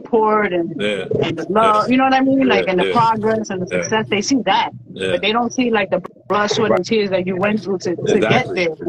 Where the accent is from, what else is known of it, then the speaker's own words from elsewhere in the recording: New York City, New York, United States; also born or lived in Queens; I live in Queens. I'm originally from Brooklyn, but I live in Queens.